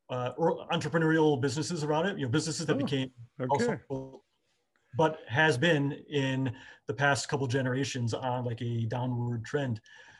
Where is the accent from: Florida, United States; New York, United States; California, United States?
New York, United States; upstate; I grew up in New York, but the other New York, not the city. I grew up far out of the city, far upstate. Little town, you know, picturesque kind of small town